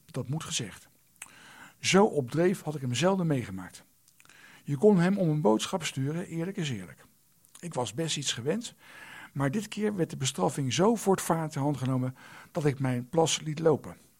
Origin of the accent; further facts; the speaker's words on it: The Hague, South Holland, Netherlands; een jongetje in Den Haag